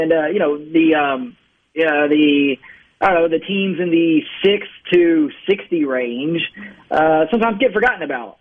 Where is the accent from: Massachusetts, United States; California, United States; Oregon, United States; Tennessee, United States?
Tennessee, United States; Memphis; I'm from Memphis and have spent a lot of time there